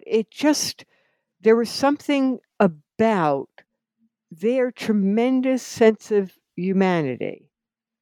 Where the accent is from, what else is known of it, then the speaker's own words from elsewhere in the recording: New Jersey, United States; I grew up in New Jersey in an Italian-American family